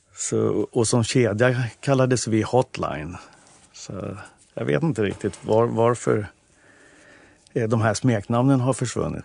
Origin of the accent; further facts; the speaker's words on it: Nynäshamn, Stockholm County, Sweden; now in Stockholm, Sweden; Jag är uppväxt i Nynäshamn